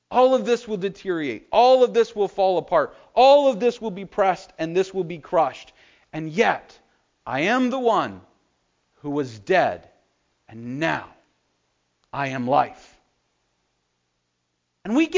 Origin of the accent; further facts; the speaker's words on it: United States; We as the American church